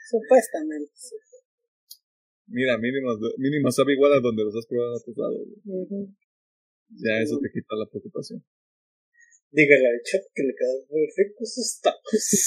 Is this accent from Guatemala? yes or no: no; Guadalajara, Jalisco, Mexico; yo, que soy de Guadalajara